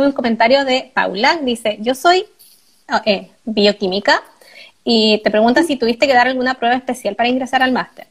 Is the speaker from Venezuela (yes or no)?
no; Chile; moved away as an adult; now in Germany; ninguno de nosotros tiene buen inglés saliendo de la U en Chile